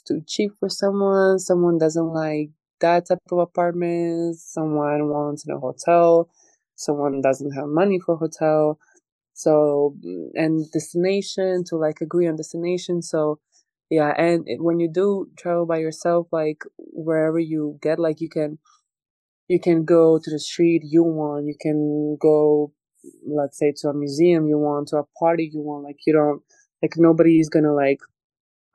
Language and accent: English; Croatia; moved away as an adult; now in Los Angeles, United States; I grew up there, I was born there